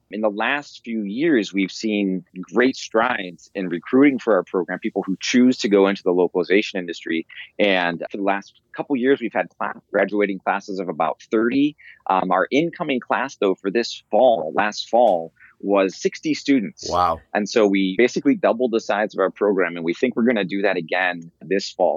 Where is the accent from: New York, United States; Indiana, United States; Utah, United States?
Indiana, United States; moved away as an adult; now in Monterey, United States; I'm a transplant. I'm from Indiana originally.